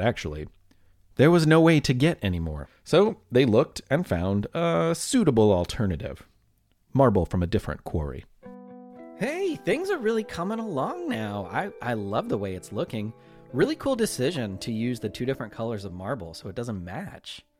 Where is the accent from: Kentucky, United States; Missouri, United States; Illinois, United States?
Kentucky, United States; Louisville; my hometown of Louisville, Kentucky